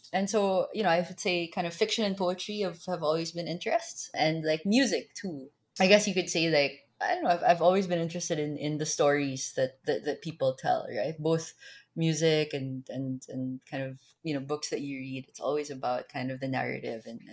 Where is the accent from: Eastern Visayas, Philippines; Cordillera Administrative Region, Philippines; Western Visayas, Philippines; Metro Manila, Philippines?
Metro Manila, Philippines; Manila; I was born and raised in Manila